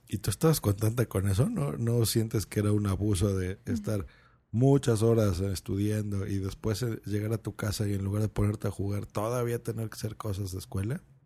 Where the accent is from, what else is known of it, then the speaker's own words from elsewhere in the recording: Lerma, State of Mexico, Mexico; cuando yo era niño, yo vivía en una población que se llamaba Lerma, eso es en el Estado de México, muy cerca de Toluca